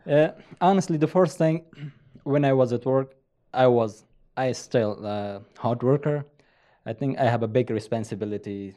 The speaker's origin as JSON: {"language": "English", "country": "Afghanistan", "tie": "born or raised there", "also_born_or_lived": "Virginia, United States", "second_language": "English", "moved": "as an adult", "lives_now": "Utah, United States", "said": "I grew up in Afghanistan."}